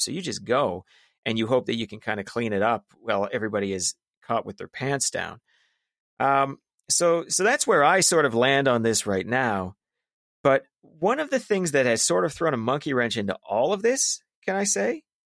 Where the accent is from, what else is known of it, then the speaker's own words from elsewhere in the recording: Calgary, Alberta, Canada; I grew up in South Calgary.